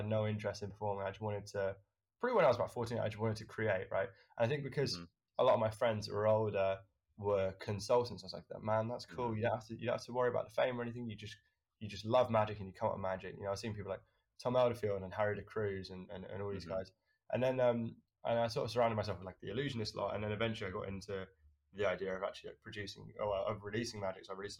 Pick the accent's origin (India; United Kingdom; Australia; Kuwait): United Kingdom; So basically, I think of myself as quite a British lad.